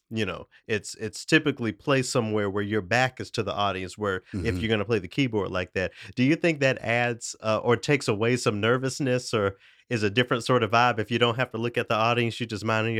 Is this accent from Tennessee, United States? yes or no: yes; Memphis, Tennessee, United States; moved away; also born or lived in Knoxville; my hometown of Memphis, Tennessee